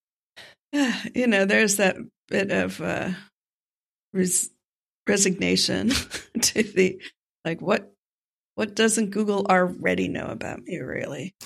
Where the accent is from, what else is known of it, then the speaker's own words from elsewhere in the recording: North Miami Beach, Florida, United States; my hometown, North Miami Beach